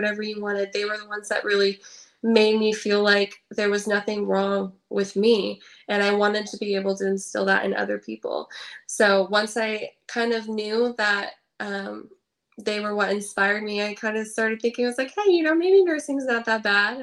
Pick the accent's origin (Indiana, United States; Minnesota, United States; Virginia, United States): Indiana, United States; I grew up in Indiana, but I started going to Michigan for my coach